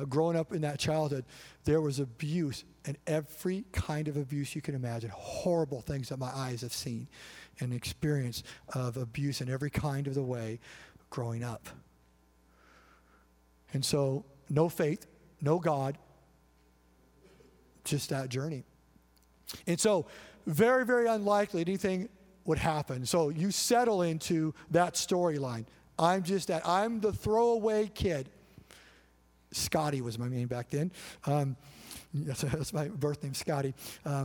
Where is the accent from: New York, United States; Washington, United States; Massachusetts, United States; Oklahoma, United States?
Washington, United States; Colville; moved away as an adult; also born or lived in Orcas Island, Washington; We ended up moving back to our hometown, Colville, Washington.